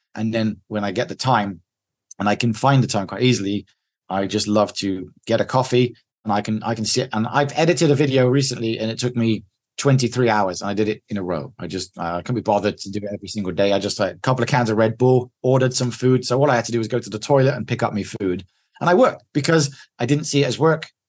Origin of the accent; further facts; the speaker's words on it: England, United Kingdom; moved away as an adult; I'm the English guy in here